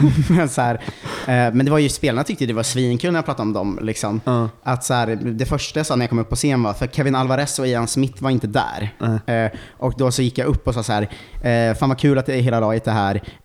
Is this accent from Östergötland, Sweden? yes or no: yes; Ljungsbro, Östergötland, Sweden; jag är från Ljungsbro eh, utanför Linköping